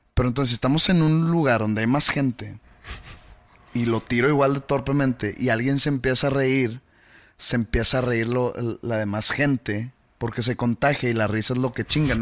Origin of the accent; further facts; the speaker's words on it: Mexico; yo siendo un mexicano oprimido